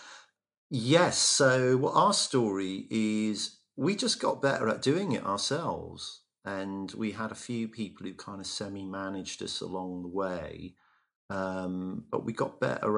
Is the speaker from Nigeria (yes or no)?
no; Bristol, South West England, United Kingdom; used to live across the road from me when we were kids growing up in Avonmouth.